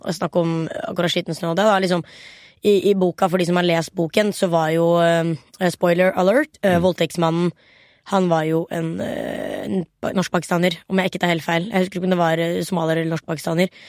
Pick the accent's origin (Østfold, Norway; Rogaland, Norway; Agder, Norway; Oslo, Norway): Oslo, Norway; Jeg er født i Oslo. Aker